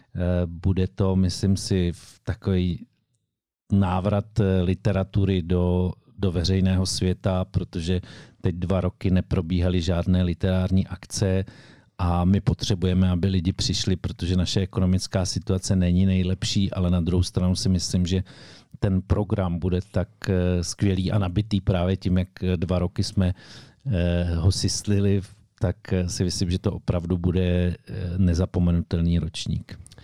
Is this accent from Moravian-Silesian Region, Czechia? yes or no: no; Šumperk, Olomouc Region, Czechia; u nás v Šumperku